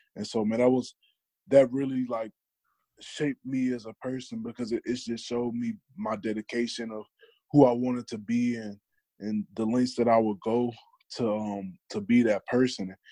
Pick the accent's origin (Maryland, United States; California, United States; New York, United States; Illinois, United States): Illinois, United States; Madison; my hometown, which was Madison, Illinois